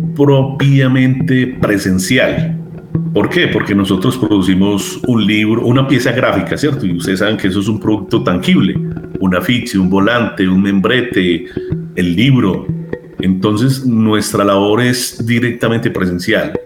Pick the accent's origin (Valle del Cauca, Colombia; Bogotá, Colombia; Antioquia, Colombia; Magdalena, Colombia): Antioquia, Colombia; Medellín; Soy de Medellín, Colombia